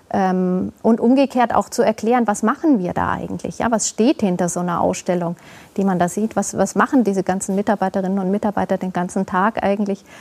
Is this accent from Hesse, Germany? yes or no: no; Augsburg, Bavaria, Germany; natürlich in Augsburg für mich nochmal eine ganz andere Sache, als es in einer anderen Stadt wäre. Das ist meine Heimatstadt.